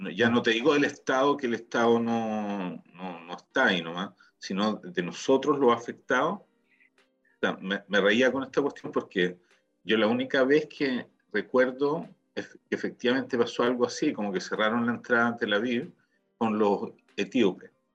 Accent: Chile; now in Israel

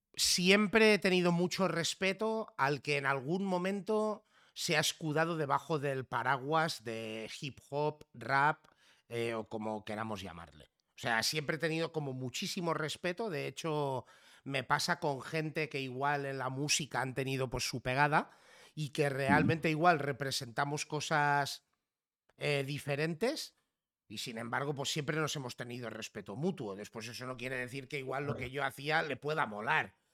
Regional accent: Catalonia, Spain; si en algo nos parecemos los catalanes y los gallegos es que por defecto nacemos con dos idiomas

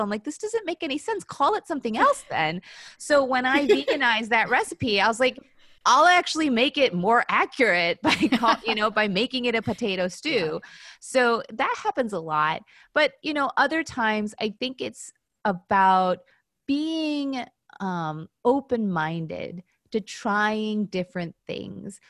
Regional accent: Chicago, Illinois, United States; also born or lived in Skokie, Illinois / Wilmette, Illinois; I grew up in Chicago, um, very, again, not unusual childhood was raised in the suburbs you know i went to school in skokie illinois

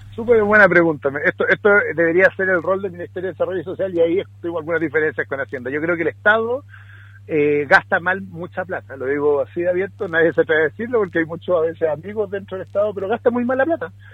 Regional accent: Puerto Montt, Los Lagos, Chile; Mira, yo soy de Puerto Montt, entonces soy de Puerto Montt

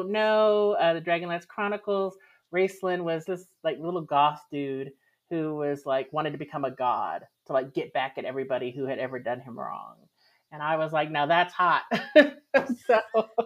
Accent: Texas, United States; I grew up in Texas

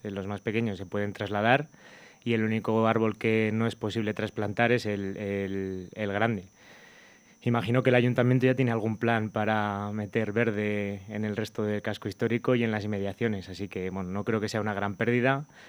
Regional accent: Burgos, Castile and León, Spain; soy de Burgos

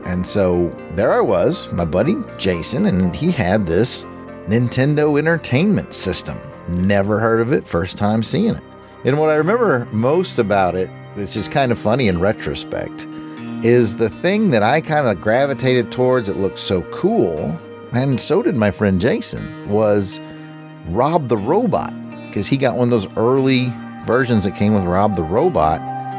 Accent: Fulda, Hesse, Germany; we're going back to the time where I grew up in Fulda, Germany.

